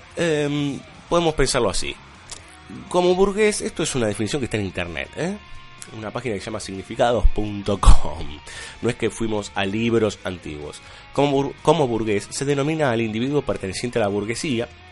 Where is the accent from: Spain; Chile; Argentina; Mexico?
Argentina; somos argentinos